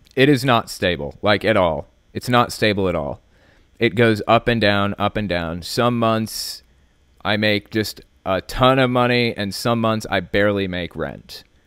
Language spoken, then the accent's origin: English; West Virginia, United States; born or raised there; also born or lived in Connecticut